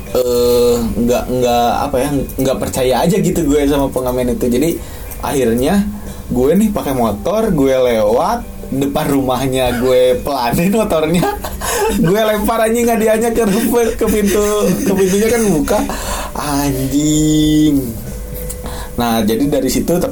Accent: Ujung Berung, West Java, Indonesia; Gue Ujung Berung anjing. Ujung Berung juga udah jauh anjing.

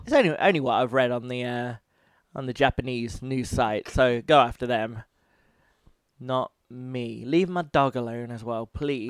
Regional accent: United Kingdom; I'm British

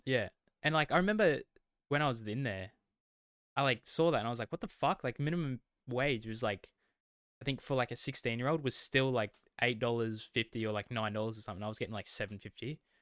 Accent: west of Melbourne, Victoria, Australia; accent: Australian; we are Australian. Um, we both grew up, uh, west of Melbourne

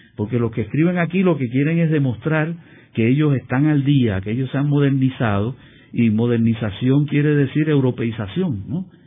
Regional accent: Puerto Rico; also born or lived in United States; aquí en Puerto Rico hemos sido tradicionalmente demasiado puristas

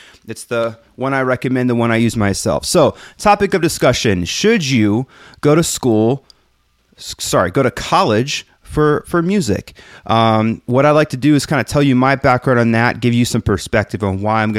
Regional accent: Texas, United States; now in San Francisco, United States; I moved from my hometown of just outside of Houston to go to this enormous school in San Francisco where I studied filmmaking.

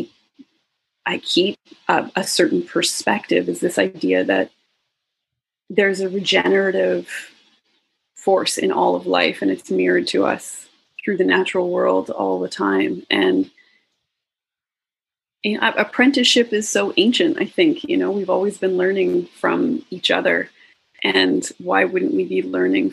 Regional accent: Alberta, Canada; I grew up in Alberta

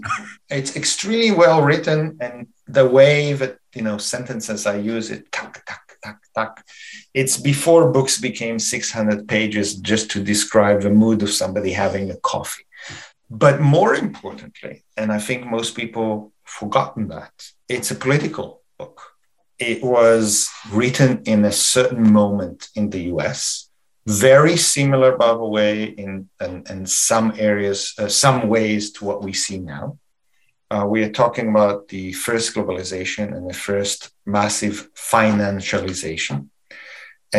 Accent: Canada; we are Canadian

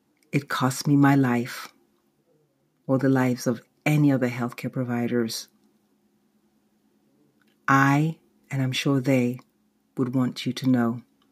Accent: United Kingdom; born there; I'm British born, and most of my family, in fact, the rest of my family lives in London and Nigeria.

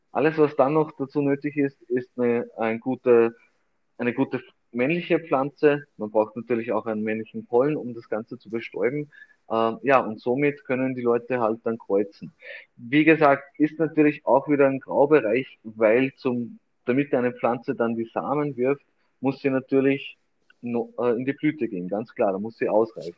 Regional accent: Austria; hier bei uns in Österreich

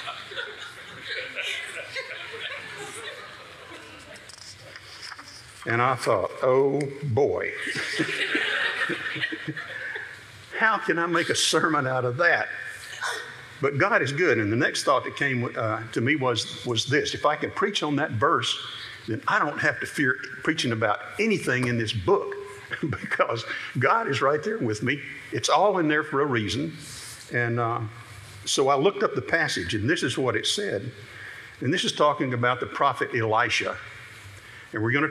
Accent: Birmingham, Alabama, United States; moved away as an adult; also born or lived in Salt Lake City, Utah; took us back to my hometown in seminary at Beeson Divinity School at Samford University in Birmingham, Alabama

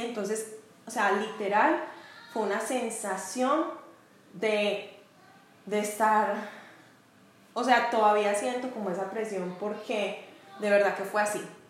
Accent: Medellín, Antioquia, Colombia; moved away as an adult; now in United States; yo soy paisa, soy de Medellín, Colombia, pero vivo actualmente en Estados Unidos.

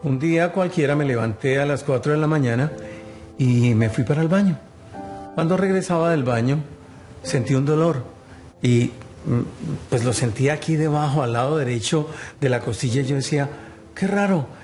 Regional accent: Colombia; moved away as an adult; Soy oriundo de Colombia, llegamos a este país hace 15 años

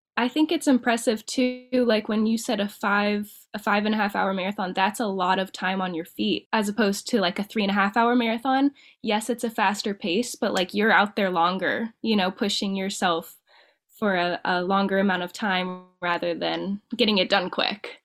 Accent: Dayton, Ohio, United States; now in Perrysburg, United States; I'm from Dayton, Ohio, and I'm living up like near Perrysburg, Toledo area right now

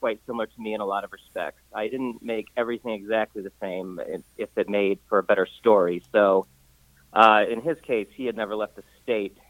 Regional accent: Ohio, United States; moved away; I'm originally from Ohio, and I live in Ohio now again

